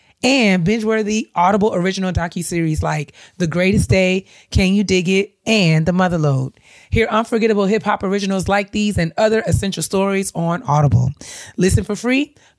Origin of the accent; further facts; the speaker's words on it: New York, United States; it's a different world for those of us who we grew up in New York.